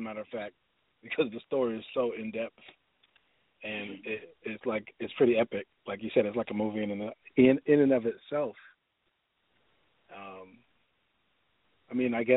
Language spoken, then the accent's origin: English; New York City, New York, United States; moved away as an adult; also born or lived in Los Angeles; now in Atlanta, United States; I'm from the Lower East Side, Manhattan